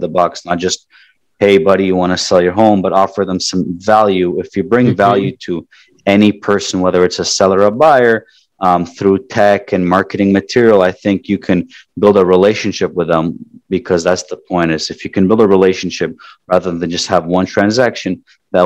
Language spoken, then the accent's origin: English; Toronto, Ontario, Canada; moved away as an adult; now in South Florida, United States; I grew up in Toronto, Canada